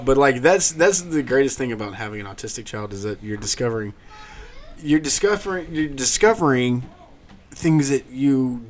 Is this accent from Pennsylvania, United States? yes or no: no; South Georgia, United States; I grew up in South Georgia, man.